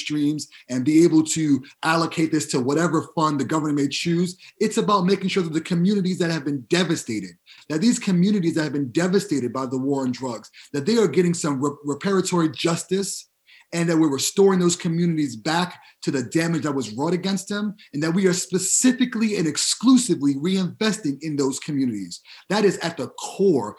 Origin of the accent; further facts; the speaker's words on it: New York City, New York, United States; I'm originally from the Bronx